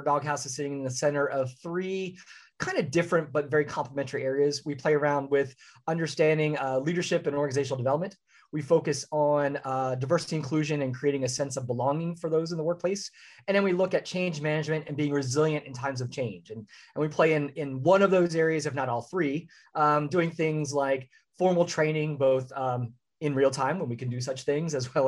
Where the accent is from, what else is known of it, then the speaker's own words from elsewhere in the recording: Philadelphia, Pennsylvania, United States; moved away as an adult; also born or lived in Orlando, Florida; now in Central Florida, United States; I'm originally from the Philadelphia area